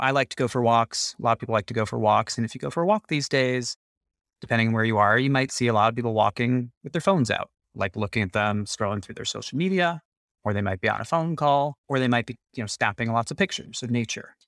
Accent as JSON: {"language": "English", "town": "New York City", "region": "New York", "country": "United States", "tie": "born or raised there", "said": "I grew up in New York City"}